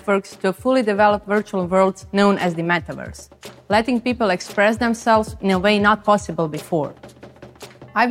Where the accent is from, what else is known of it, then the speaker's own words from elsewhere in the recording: Croatia; I come from Croatia, a country that is nowhere on the fashion map